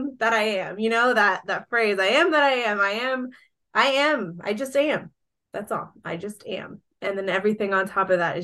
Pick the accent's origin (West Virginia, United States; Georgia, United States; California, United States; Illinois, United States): Georgia, United States; also born or lived in Colombia; my hometown here in Georgia